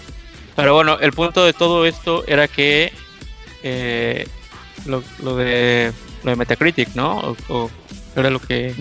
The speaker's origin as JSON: {"language": "Spanish", "country": "Mexico"}